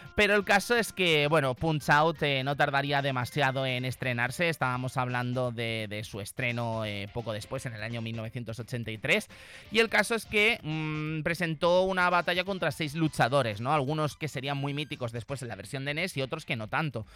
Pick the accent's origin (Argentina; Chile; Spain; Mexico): Spain; Zaragoza, Aragon; los que somos de aquí de Zaragoza